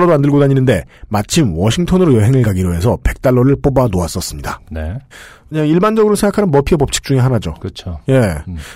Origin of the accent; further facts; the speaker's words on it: South Korea; 나는 한국에서 온 유학생인데 전차를 탄 적이 몇 번 없어 잘 몰랐다.